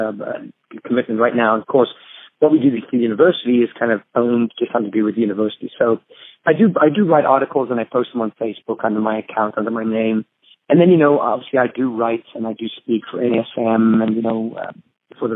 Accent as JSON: {"language": "English", "country": "Zambia", "tie": "born or raised there", "moved": "yes", "lives_now": "United States", "said": "I grew up in Zambia, in Africa, is where I was born and raised."}